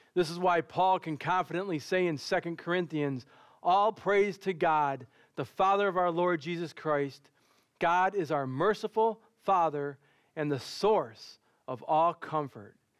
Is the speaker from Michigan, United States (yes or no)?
yes; Dearborn, Michigan, United States; I grew up in Dearborn, and growing up in Dearborn